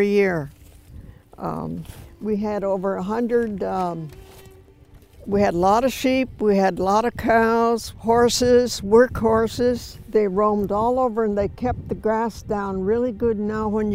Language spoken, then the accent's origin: English; Point Francis, Washington, United States; also born or lived in Marietta, Washington / Lummi Island; I was born in Marietta, Washington. When I was about 2, I moved from Lummi Island to Point Francis